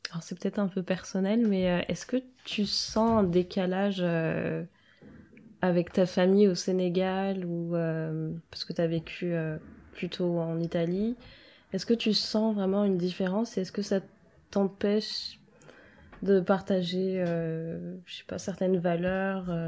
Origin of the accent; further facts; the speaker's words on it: Réunion; En fait, je viens de La Réunion.